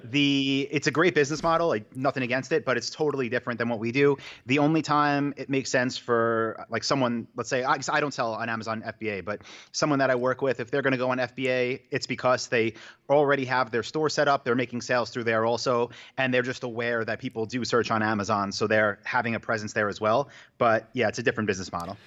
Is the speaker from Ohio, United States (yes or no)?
no; New York, United States; moved away as an adult; also born or lived in Asia; now in Austin, United States; I'm from New York